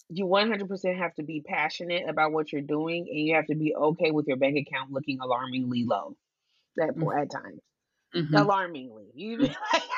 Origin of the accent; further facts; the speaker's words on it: Portland, United States; I'm not from New York. I was born in Portland, but both of my parents are from New York